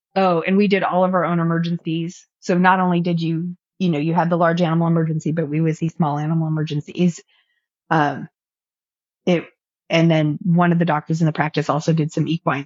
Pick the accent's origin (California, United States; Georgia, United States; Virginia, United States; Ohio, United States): California, United States; Orange County; also born or lived in Central Valley, California; I grew up in Orange County, California